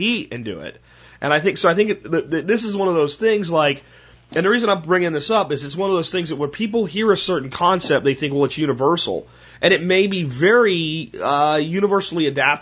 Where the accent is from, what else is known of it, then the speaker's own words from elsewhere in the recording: Northeast, United States; moved away; where I grew up in the Northeast